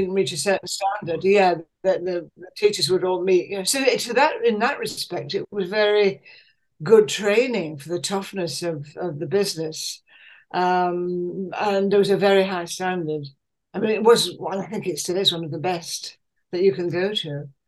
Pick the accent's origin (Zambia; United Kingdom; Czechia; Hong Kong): United Kingdom; Leeds, Yorkshire and the Humber; moved away as an adult; also born or lived in Hull / London / Manchester; I was born in Hull during the war, but brought up in Leeds